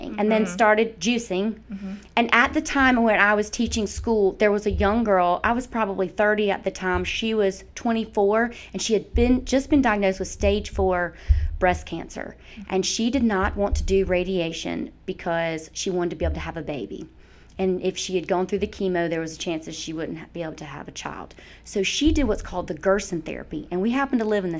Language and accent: English; Mississippi, United States; moved away as an adult; also born or lived in Atlanta, Georgia; now in Athens, United States; I'm from Mississippi